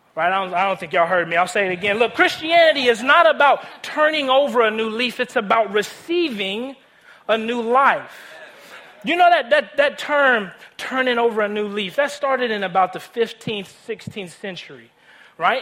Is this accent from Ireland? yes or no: no; Nashville, Tennessee, United States; I grew up in Nashville, Tennessee, born and raised